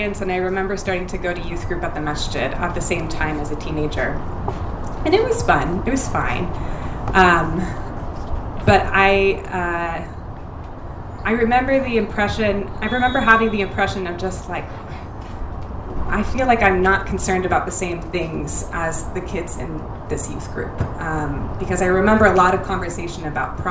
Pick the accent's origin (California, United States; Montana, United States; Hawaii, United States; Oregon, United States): California, United States; Irvine; also born or lived in Paterson, New Jersey; I was born in Paterson, New Jersey. I moved to Irvine when I was 4 years old, so I spent the vast majority of my time in this little suburban paradise here